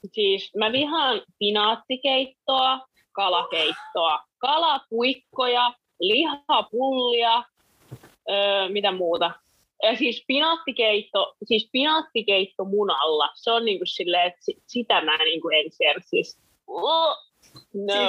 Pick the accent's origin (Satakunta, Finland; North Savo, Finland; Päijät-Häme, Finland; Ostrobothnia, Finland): Päijät-Häme, Finland; Orimattila; moved away as an adult; now in Helsinki, Finland; Mä oon siis Helsingistä kotoisin ja oon sitten muuttanut Orimattilaa ja asunut 113 vuotta lapsuudesta.